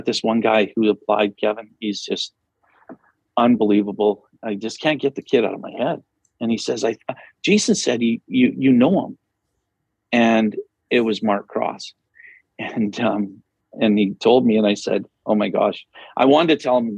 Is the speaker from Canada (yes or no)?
yes; Flin Flon, Manitoba, Canada; moved away; also born or lived in Humboldt; Flin Flon, which is my hometown.